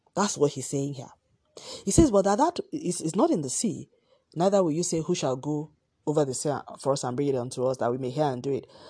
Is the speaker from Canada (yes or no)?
no; Nigeria; my home country, Nigeria